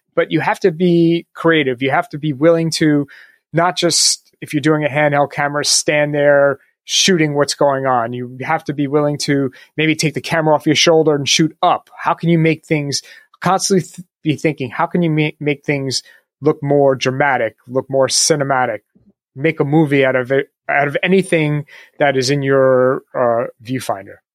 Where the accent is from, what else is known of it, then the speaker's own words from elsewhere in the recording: New York, United States; I'm from New York, so plenty of Knicks and Nets games